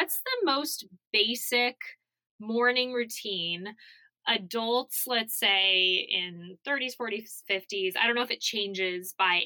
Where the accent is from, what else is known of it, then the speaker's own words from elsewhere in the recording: Arizona, United States; I grew up knowing about sunscreen because I grew up in Arizona